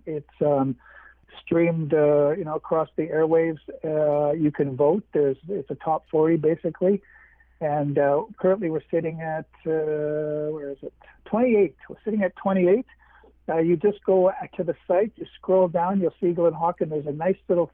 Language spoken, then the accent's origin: English; Winnipeg, Manitoba, Canada; I'm from Winnipeg, again in Manitoba